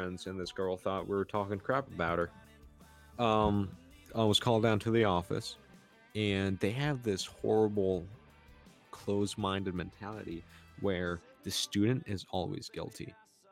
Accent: United States; I'm an American

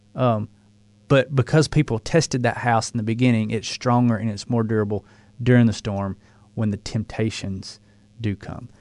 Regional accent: the South, United States; accent: southern drawl

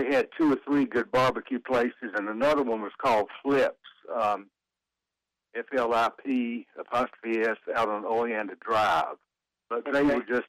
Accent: Wilmington, North Carolina, United States; I grew up in Wilmington

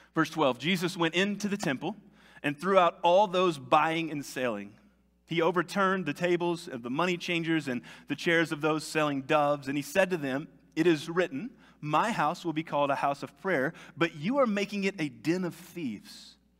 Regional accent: United States; me as an American

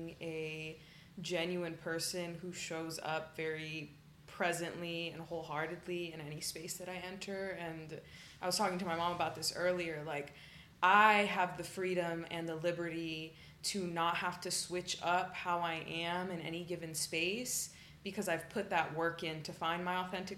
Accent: Austin, Texas, United States; also born or lived in Dallas; now in Houston, United States; we moved when I was 10 to Austin, and I feel definitely shaped me a lot as a person growing up in Austin

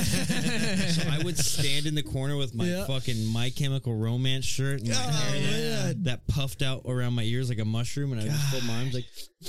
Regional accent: Santee, California, United States; growing up in Santee, it's very bro culture, not necessarily bro culture.

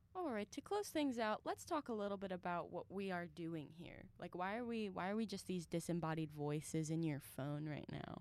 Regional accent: Mentor, Ohio, United States; I am from Mentor, Ohio

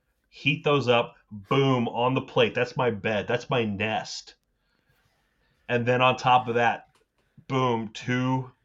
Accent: United States; as an American

